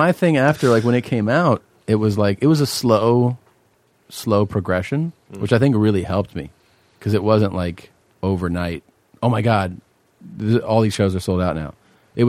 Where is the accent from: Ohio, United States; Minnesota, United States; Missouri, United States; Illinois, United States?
Ohio, United States; Cincinnati; moved away; also born or lived in Cleveland / Los Angeles; I'm from Cincinnati originally